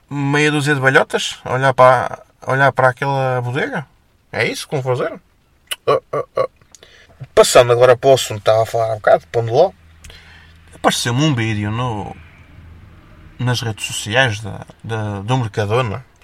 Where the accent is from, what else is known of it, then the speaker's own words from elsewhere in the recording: Felgueiras, Norte, Portugal; Eu há aqui freguesias da minha terra, em Felgueiras, que eu nunca lá fui.